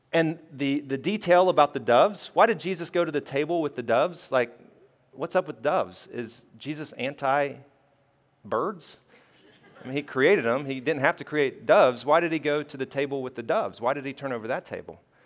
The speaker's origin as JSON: {"language": "English", "region": "Alabama", "country": "United States", "tie": "born or raised there", "said": "I grew up in Alabama"}